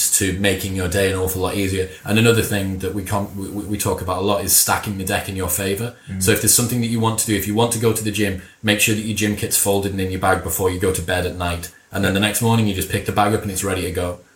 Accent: Middlesbrough, North East England, United Kingdom; My dad's a Macam and I'm from Middlesbrough

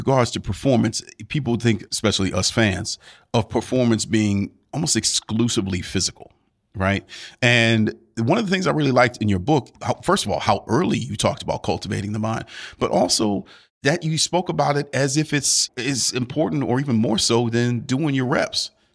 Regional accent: Cleveland, Ohio, United States; I'm from Cleveland, born and raised

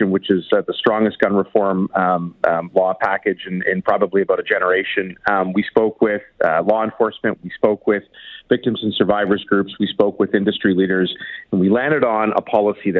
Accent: Toronto, Ontario, Canada; Danforth shooting in my hometown

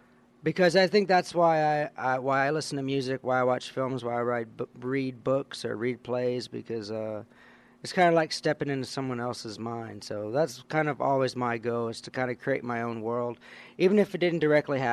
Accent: Louisiana, United States; where I grew up in Louisiana

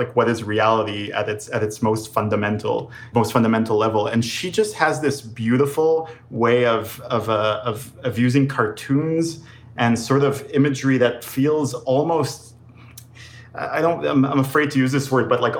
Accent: Israel; also born or lived in New York / Los Angeles; now in United States; growing up in Israel

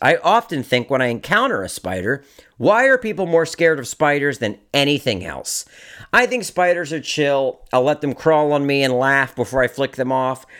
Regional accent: Maryland, United States; I've gotten rejected from my hometown film festival. You, you know, like that feels pretty shitty. The Maryland Film Festival

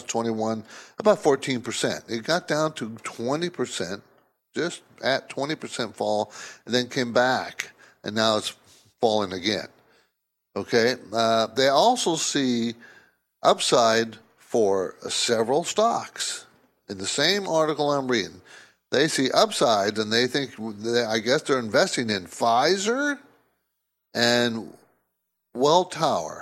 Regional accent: San Diego, California, United States; moved away as an adult; also born or lived in New Jersey; I grew up in the West Coast, in San Diego, actually. And I moved from to Jersey after I graduated from college.

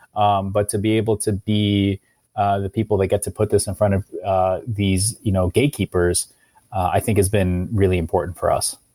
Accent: Ohio, United States; I, I was a, a, a, a kid from, in, growing up in Ohio

